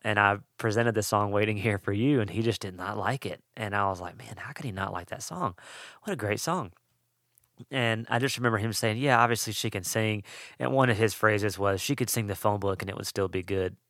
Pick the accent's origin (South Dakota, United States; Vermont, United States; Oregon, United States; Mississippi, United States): Mississippi, United States; also born or lived in Western North Carolina; now in North Carolina, United States; I'm from Mississippi, and so, uh, I love the possibility of snow, and we live in the mountains of Western North Carolina, and so, uh, getting snow is way more possible here than where I grew up